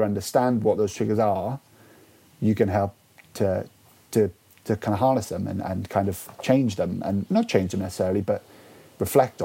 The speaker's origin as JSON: {"language": "English", "area": "Welsh", "region": "Wales", "country": "United Kingdom", "said": "being Welsh"}